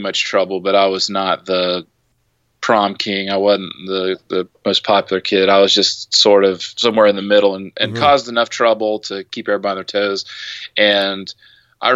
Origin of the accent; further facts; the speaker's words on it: Midwest, United States; now in Augusta, United States; I grew up in the Midwest